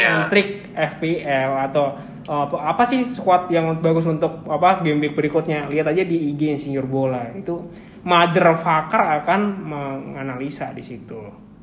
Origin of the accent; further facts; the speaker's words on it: Java, Indonesia; kan gue orang Jawa gitu loh harus Anak. merendah gitu